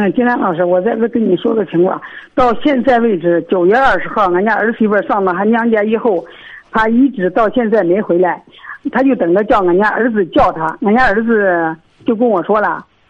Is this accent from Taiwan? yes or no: no; Shijiazhuang, Hebei, China; 我是石家庄的。